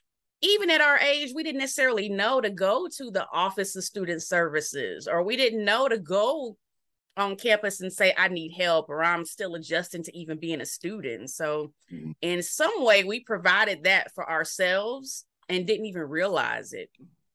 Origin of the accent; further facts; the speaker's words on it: Oklahoma, United States; it didn't matter that I was from Oklahoma.